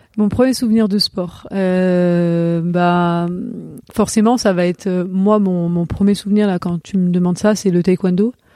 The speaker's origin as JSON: {"language": "French", "town": "Vénissieux", "region": "Auvergne-Rhône-Alpes", "country": "France", "tie": "born or raised there", "also_born_or_lived": "Lyon", "said": "on a déménagé très tôt quand j'étais j'étais petite et on a on habitait sur Vénissieux"}